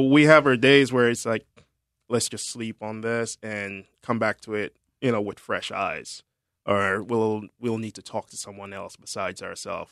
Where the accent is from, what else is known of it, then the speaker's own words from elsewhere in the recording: Jamaica; moved away; also born or lived in Germany; I'm originally from Jamaica